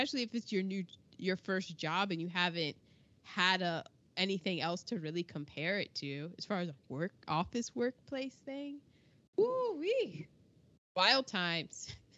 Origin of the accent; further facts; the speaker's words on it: United States; I'm American